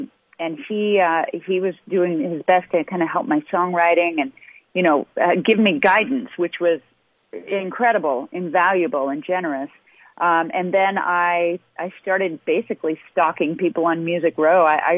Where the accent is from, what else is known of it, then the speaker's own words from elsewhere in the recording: Midwest, United States; moved away as an adult; now in Nashville, United States; I am a Midwestern girl through and through, and I've been gone. I moved to Nashville when I was 18, but I'm always going to be a Midwestern girl.